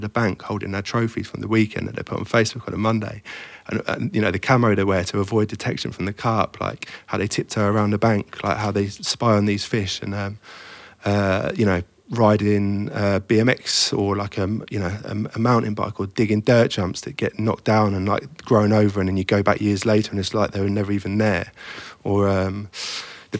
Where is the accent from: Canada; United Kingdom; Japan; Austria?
United Kingdom; the Fens, Cambridgeshire, East of England; moved away; I grew up in the Fens, which is a flat farmland, you know, between Cambridge and Peterborough.